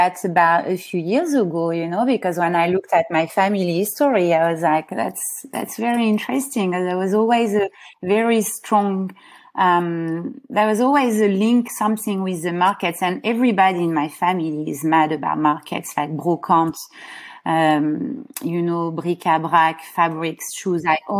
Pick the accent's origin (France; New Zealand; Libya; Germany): France; Paris, Île-de-France; born there; And that's how she moved to Paris, and that's why I was born in Paris.